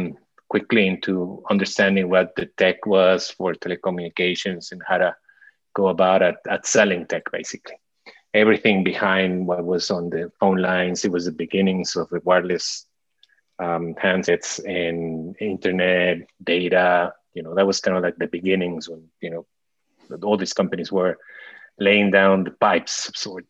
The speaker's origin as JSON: {"language": "English", "region": "Mexico City", "country": "Mexico", "tie": "born or raised there", "moved": "as an adult", "lives_now": "Miami, United States", "said": "I was born and raised most of my life there in Mexico City. And I came to Miami about right out of college, 20 something years ago."}